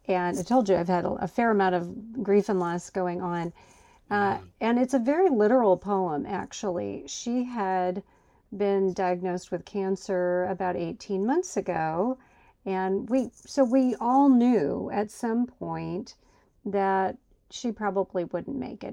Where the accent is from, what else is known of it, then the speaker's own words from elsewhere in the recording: Huxley, Iowa, United States; moved away; I was born in a tiny town called Huxley, Iowa. I left and lived all over the country, and then I came back to my hometown of Huxley, Iowa, population 4,288.